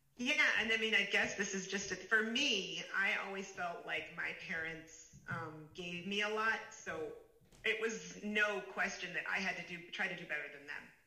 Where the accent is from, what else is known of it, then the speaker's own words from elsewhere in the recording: Chicago, Illinois, United States; also born or lived in Pittsburgh, Pennsylvania; now in San Francisco Bay Area, United States; I was born in Pittsburgh, Pennsylvania. And then um, when I was a pretty small kid, we moved to Chicago, Illinois